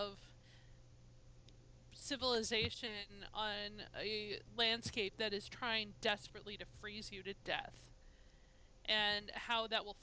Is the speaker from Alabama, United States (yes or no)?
no; Minnesota, United States; accent: Minnesota; moved away